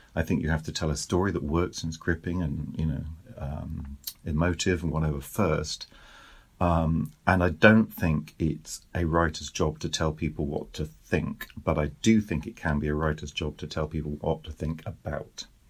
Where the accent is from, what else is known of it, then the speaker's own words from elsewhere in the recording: United Kingdom; moved away as an adult; now in France; I'm British, we now live in France